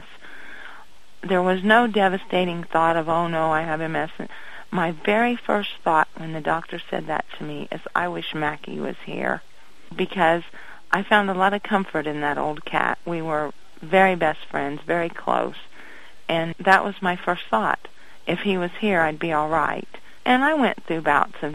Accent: Indiana, United States; moved away as an adult; also born or lived in Ohio; I was born in Indiana. When I got married, I moved to Ohio, lived there for 18 years

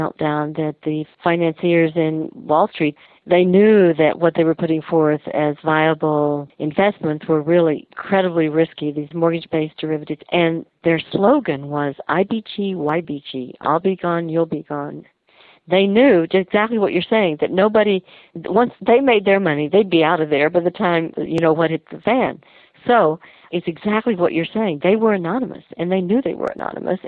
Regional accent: Texas, United States; I grew up in Texas

